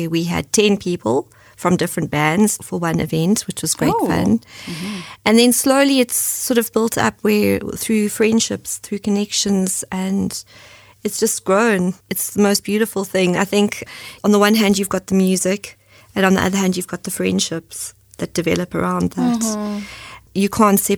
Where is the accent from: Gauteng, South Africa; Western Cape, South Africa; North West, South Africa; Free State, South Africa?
Gauteng, South Africa; Johannesburg; moved away as an adult; also born or lived in Cape Town, South Africa; now in Germany; When I was growing up in Johannesburg